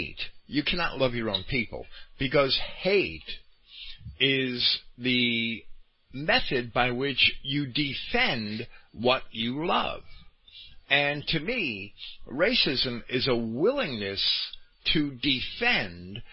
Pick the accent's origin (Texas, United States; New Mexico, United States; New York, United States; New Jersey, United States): New Jersey, United States; Jersey City; When I was a kid, I grew up in Jersey City